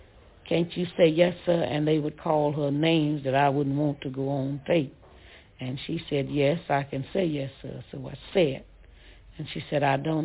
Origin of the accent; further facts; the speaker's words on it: Ruleville, Mississippi, United States; I was from Ruval